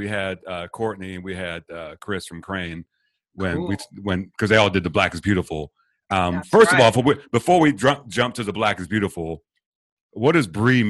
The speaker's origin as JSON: {"language": "English", "region": "England", "country": "United Kingdom", "tie": "born or raised there", "said": "It's an English mile, just like me. If you didn't know, Des, I'm born and raised in England."}